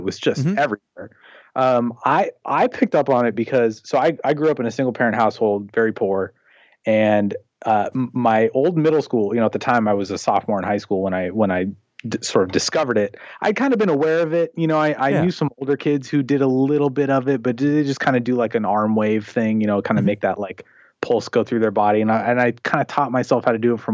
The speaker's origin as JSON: {"language": "English", "town": "Portland", "region": "Oregon", "country": "United States", "tie": "born or raised there", "also_born_or_lived": "Seattle, Washington", "said": "I was born in Seattle, Washington, and then I've lived in the, you know, greater Portland area since I was about 5. So I grew up here"}